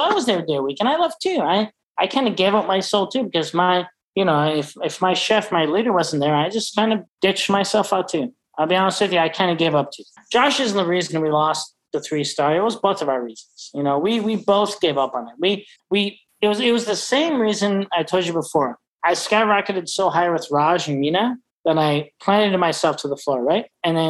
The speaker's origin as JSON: {"language": "English", "town": "Chicago", "region": "Illinois", "country": "United States", "tie": "born or raised there", "lives_now": "San Francisco, United States", "said": "Chicago because I'm from Chicago. Even though I'm living in San Francisco, I'm a big wine guy in San Francisco."}